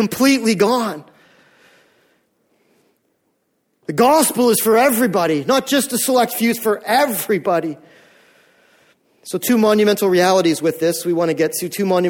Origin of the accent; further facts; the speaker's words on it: Canada; we are North American Canadians and we've grown up in this Canadian culture